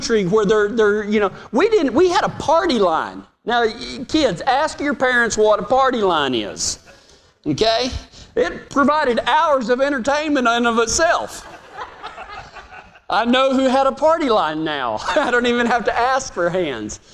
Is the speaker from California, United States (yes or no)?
no; Reagan County, Texas, United States; my dad got sick of the local politics in my hometown, and halfway through his second term as the elected sheriff of Reagan County